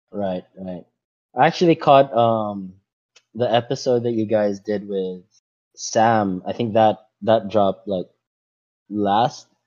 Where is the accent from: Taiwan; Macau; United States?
Macau; they talked about top five things that you learn from growing up in Macau, or top if roughly something like that, right?